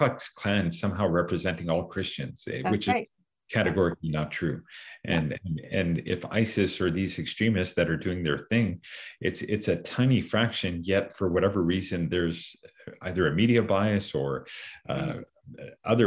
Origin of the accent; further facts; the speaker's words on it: Canada; I proud Canadian, born in Canada, raised in Canada